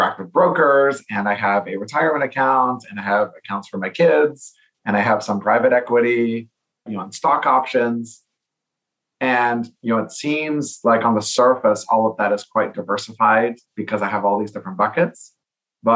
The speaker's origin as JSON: {"language": "English", "country": "Canada", "moved": "yes", "lives_now": "California, United States", "said": "As a Canadian myself"}